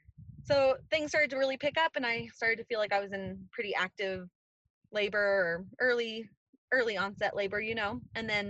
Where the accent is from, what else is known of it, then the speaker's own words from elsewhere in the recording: California, United States; now in North Carolina, United States; I'm originally from California